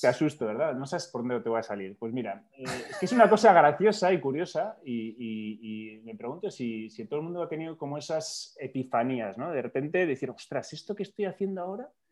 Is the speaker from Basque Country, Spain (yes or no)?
yes; Basque Country, Spain; somos dos vascos